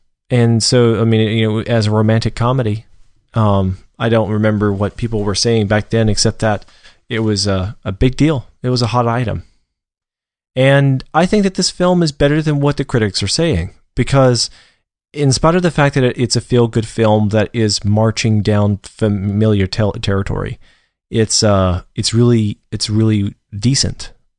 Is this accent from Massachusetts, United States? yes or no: no; Georgia, United States; I was brought up in Georgia, and so I'm not, going to claim that, biscuits and gravy and grits are the best things on earth